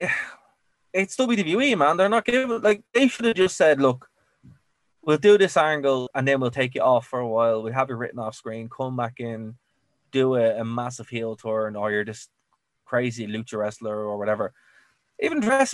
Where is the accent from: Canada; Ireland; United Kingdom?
Ireland; I'm Irish.